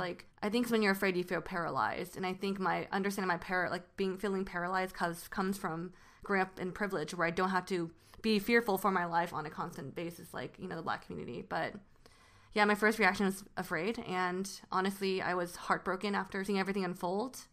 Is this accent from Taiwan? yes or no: yes; Taiwan; now in United States; growing up in Taiwan